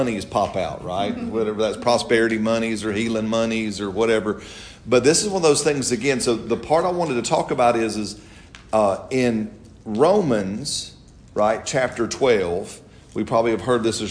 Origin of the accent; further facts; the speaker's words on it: Alabama, United States; I'm from Alabama